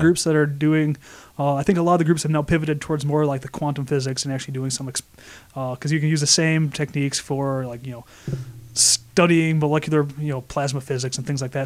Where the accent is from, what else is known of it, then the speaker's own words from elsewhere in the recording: Flint, Michigan, United States; now in Rochester, United States; I'm from Flint, Michigan